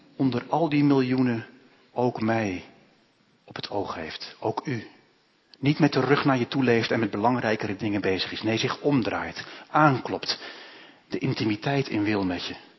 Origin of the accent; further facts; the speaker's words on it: Netherlands; also born or lived in Lebanon; wij als Hollanders